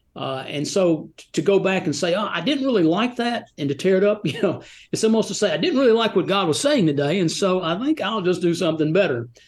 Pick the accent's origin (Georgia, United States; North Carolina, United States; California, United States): Georgia, United States; Rome; also born or lived in Atlanta, Georgia / Birmingham, Alabama / Nashville, Tennessee / Gatlinburg, Tennessee; now in Franklin, United States; I was born in Atlanta and grew up in Rome, Georgia